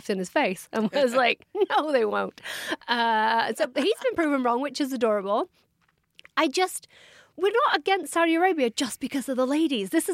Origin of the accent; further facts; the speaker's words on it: England, United Kingdom; I'm from England